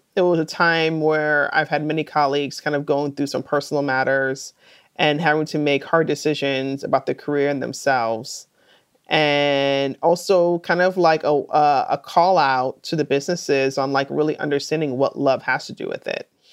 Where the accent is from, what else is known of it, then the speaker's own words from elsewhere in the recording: New York City, New York, United States; I grew up in New York City